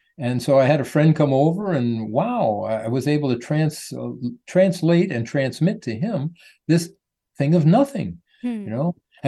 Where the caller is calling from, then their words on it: Sarasota, Florida, United States; I'm in Sarasota, Florida. It's a nice little town that's growing like crazy, but we're doing very well here.